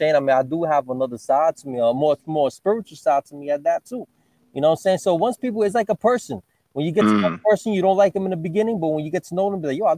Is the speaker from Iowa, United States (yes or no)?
no; New York City, New York, United States; also born or lived in Florida / Brooklyn; West Farms in East Tremont. I was raised in Daly Avenue. You know what I'm saying? I lived in West Farms, you know what I'm saying, for most of my life, man.